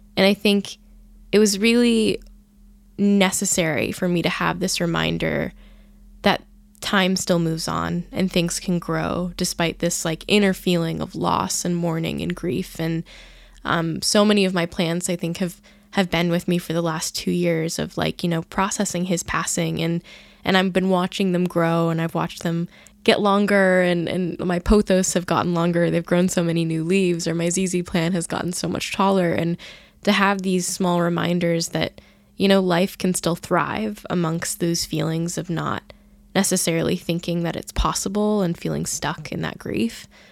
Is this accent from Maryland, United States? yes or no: no; California, United States; I grew up in California where there's no humidity at all